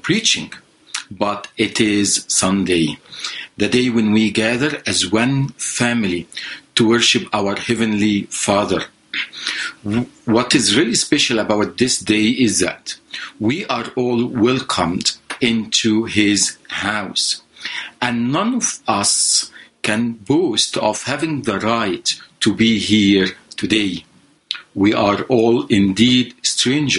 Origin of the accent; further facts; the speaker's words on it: Egypt; moved away as an adult; now in Canada; I am originally from Egypt. I left Egypt about 20 years ago.